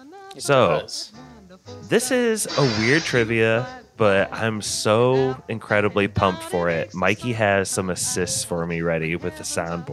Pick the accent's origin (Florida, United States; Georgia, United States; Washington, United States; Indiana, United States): Indiana, United States; Northern; accent: Northern Indy; my Northern Indy accent voice